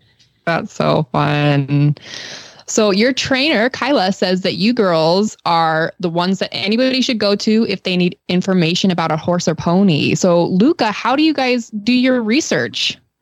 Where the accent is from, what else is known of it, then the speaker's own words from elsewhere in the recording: Western United States, United States; moved away; growing up in the Western United States